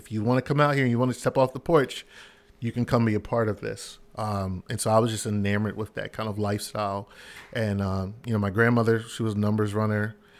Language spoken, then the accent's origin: English; Philadelphia, Pennsylvania, United States; Yes, from Philadelphia. Born and raised.